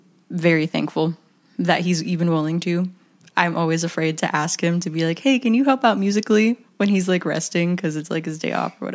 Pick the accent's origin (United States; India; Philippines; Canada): Philippines; I like to follow the cliche that I'm Filipino.